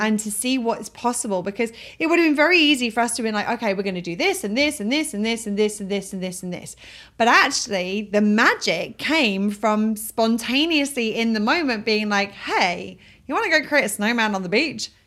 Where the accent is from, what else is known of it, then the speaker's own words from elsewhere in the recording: England, United Kingdom; moved away; I'm from England